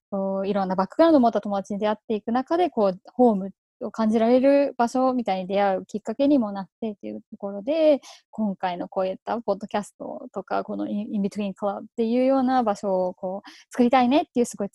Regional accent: Thailand; moved away as an adult; now in Japan; I was born in Japan and I moved to Thailand when I was 3 years old and then I stayed in Thailand until 18.

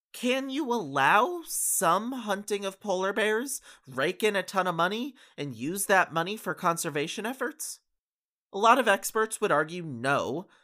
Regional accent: Canada; I'm a Canadian citizen

